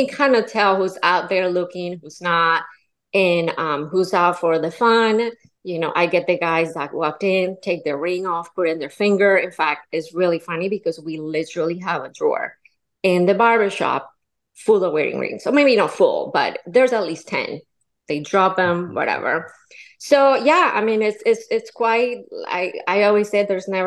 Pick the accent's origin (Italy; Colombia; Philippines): Colombia; now in Florida, United States; I'm from Colombia, born and raised.